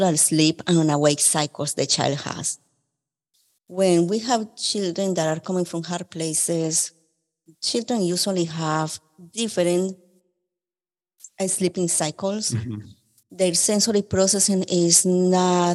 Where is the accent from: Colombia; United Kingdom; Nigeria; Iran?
Colombia; now in Memphis, United States; I am from Colombia.